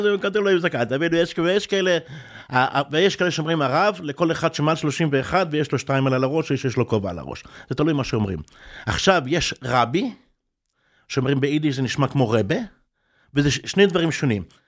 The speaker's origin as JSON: {"language": "Hebrew", "town": "Bnei Brak", "region": "Tel Aviv District", "country": "Israel", "tie": "born or raised there", "also_born_or_lived": "Mea Shearim, Jerusalem / New York", "said": "כשאני גרתי כילד, גרתי ברחוב רשב\"א. רחוב רשב\"א בבני ברק"}